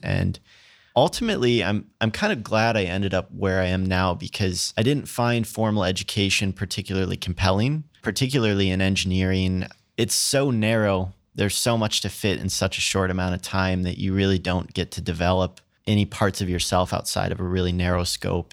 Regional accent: Princeton, Minnesota, United States; moved away; also born or lived in Ohio; I actually grew up in Minnesota. I'm from a really small farm town called Princeton

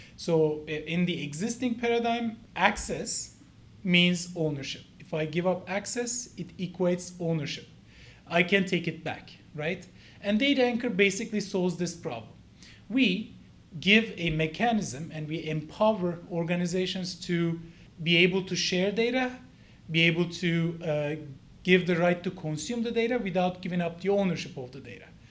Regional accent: Ankara, Turkey; moved away as an adult; now in United States; I'm from the Cleveland of uh, Turkey

